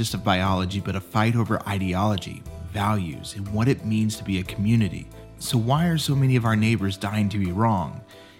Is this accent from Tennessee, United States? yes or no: no; San Angelo, Texas, United States; now in Los Angeles, United States; an NBCLX storyteller in Los Angeles, but San Angelo, Texas is my hometown.